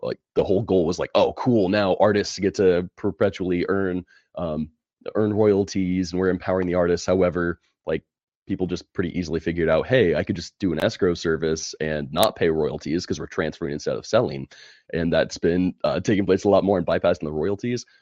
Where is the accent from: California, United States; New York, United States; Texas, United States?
California, United States; moved away as an adult; now in Alabama, United States; born and raised in California